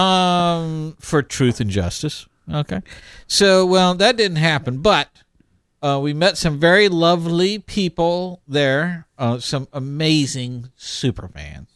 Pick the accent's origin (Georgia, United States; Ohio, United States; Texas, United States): Texas, United States; Houston; moved away; I made my triumphant return to my hometown of Houston